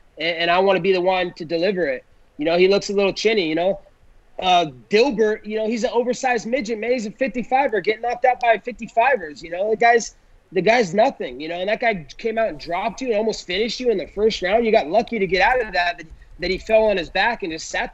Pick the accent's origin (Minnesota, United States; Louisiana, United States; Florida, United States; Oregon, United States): Oregon, United States; since I was a little kid growing up in Oregon